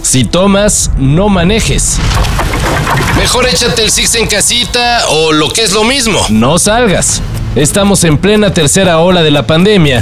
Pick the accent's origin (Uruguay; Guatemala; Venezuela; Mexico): Mexico